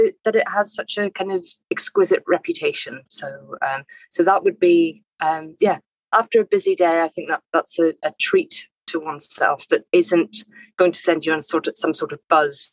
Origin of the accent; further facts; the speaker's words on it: Northern Ireland, United Kingdom; I grew up in Northern Ireland